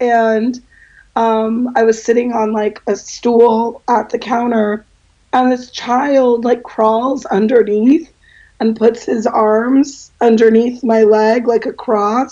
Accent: Los Angeles, California, United States; I grew up in Los Angeles

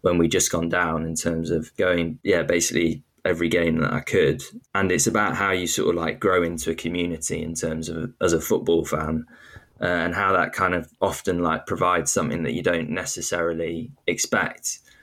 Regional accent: York, Yorkshire and the Humber, United Kingdom; I'm from York

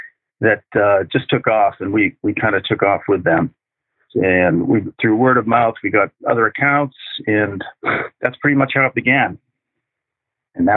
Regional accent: Randolph, Massachusetts, United States; My first job was at a kosher deli catering restaurant in my hometown in Randolph, Mass., which is a south shore of Boston.

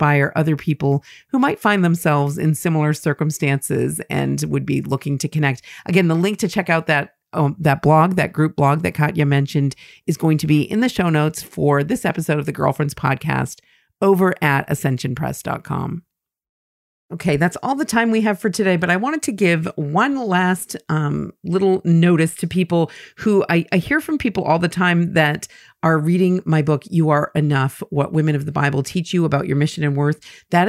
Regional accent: Finland; now in United States; I am originally from Finland, but we currently live in Colorado, where my husband is from. I grew up in a non-practicing Lutheran family

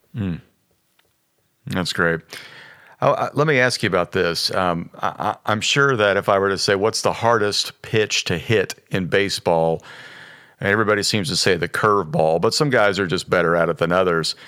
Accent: Midwest, United States; now in Los Angeles, United States; even as a kid growing up in the Midwest

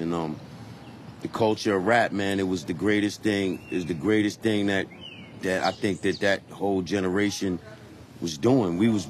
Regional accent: United States; also born or lived in Jamaica; All over in the U.S. You're talking about, I came to the States when I was 2 years old, but then I would go back and forth, you know, hang out with my pops.

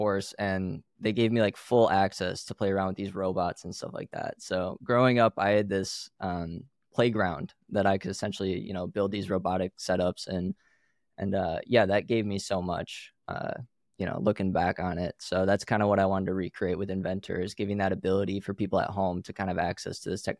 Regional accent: Pinckney, Michigan, United States; So I grew up in a little farm town in Michigan, known as Pinckney, Michigan.

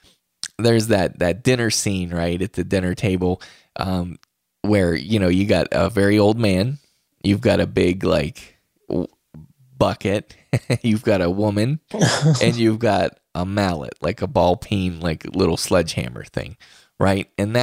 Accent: West Virginia, United States; I'm from West Virginia.

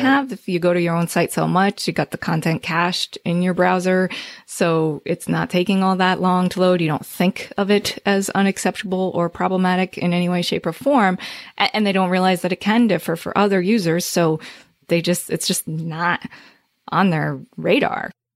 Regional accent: Northern New Jersey, United States; I'm from New Jersey

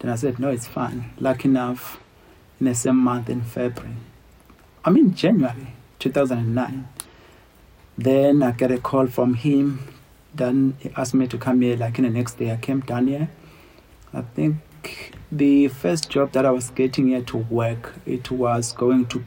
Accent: Kwachobe area, near Phinda Private Game Reserve, KwaZulu-Natal, South Africa; I grown up in Kwachobe area, which is not too far from the property

